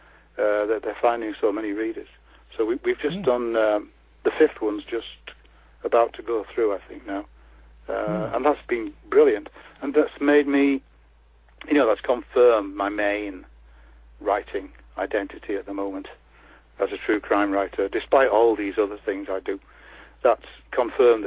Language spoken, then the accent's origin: English; Leeds, Yorkshire and the Humber, United Kingdom; I come from Leeds, as I said, and I've worked in West Yorkshire, so I know just about all the crime scenes